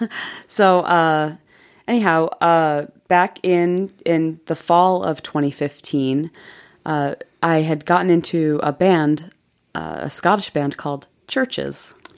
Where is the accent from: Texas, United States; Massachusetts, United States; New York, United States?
New York, United States; Jamestown; moved away as an adult; also born or lived in Provo, Utah; I grew up in Jamestown, New York.